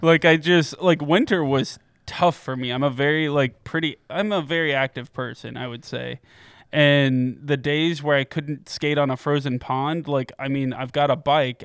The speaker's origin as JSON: {"language": "English", "town": "Piqua", "region": "Ohio", "country": "United States", "tie": "born or raised there", "moved": "yes", "lives_now": "Columbus, United States"}